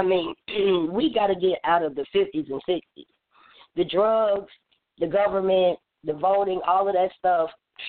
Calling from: Atlanta, Georgia, United States; I'm calling from Atlanta, Georgia, the chairwoman of Third Generation Panthers.

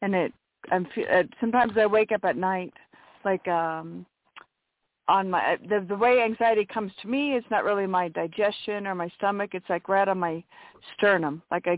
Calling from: Washington, United States; From Washington State.

